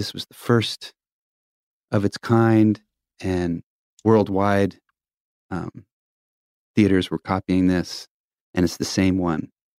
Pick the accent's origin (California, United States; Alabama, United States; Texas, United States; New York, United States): New York, United States; born there; So I was born on Long Island in New York, and I'll never forget this.